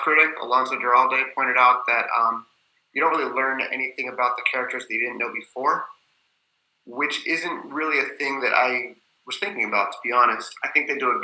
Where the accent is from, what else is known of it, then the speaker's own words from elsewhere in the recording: United States; I'm like programmed as an American